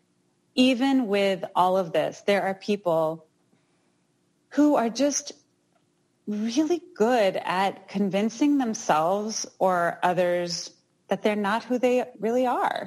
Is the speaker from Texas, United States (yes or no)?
yes; Houston, Texas, United States; Houston, which is my hometown. That's where I'm from